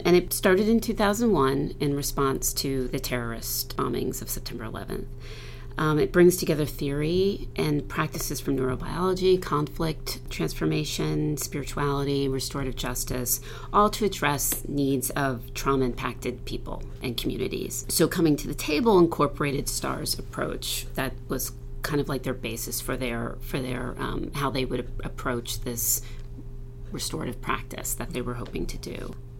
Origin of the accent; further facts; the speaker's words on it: New Jersey, United States; also born or lived in Morristown, New Jersey; When I was in middle school, we moved from South Jersey to um, Morristown, New Jersey